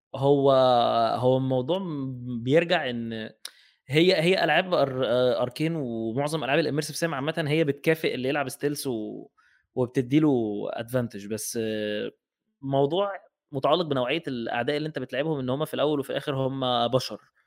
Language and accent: Arabic; Egypt; احنا عندنا في مصر